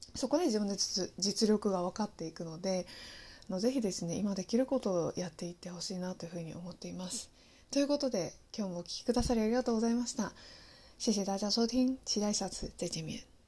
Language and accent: Japanese; Japan; 私自身もですねあの日本で育っていますけれどもあのネイティブとしてあの全然話すこともできますし